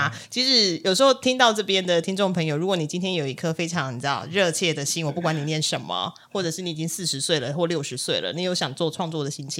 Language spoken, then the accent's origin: Chinese; Kaohsiung, Taiwan; 我们也是高雄人